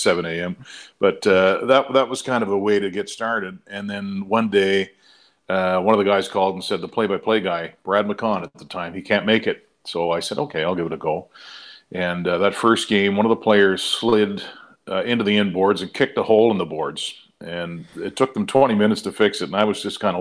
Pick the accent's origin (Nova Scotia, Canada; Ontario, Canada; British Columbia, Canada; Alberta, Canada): Nova Scotia, Canada; Trenton; moved away; I'm from Trenton, Nova Scotia, which is a town, I think it was like 3,500 when I was there